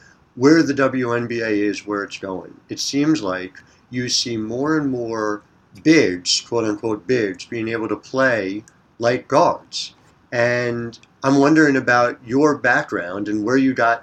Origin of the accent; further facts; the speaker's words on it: New Jersey, United States; a fellow Jersey product, much like myself